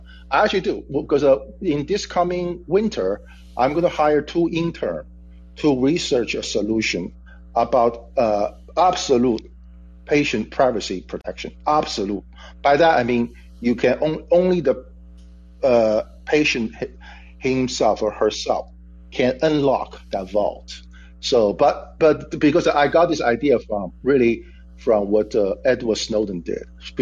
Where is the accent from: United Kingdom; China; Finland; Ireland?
China; now in United States; I'm from China.